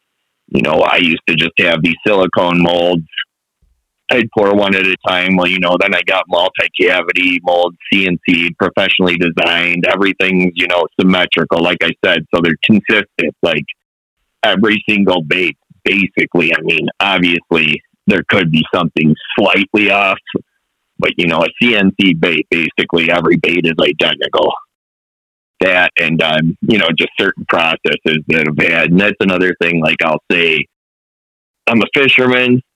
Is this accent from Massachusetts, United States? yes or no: no; Buffalo, New York, United States; I grew up on the Niagara and Buffalo Harbor fishing